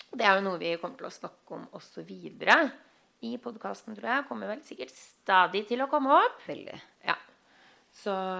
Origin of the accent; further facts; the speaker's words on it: Norway; now in Los Angeles, United States; vi som nordmenn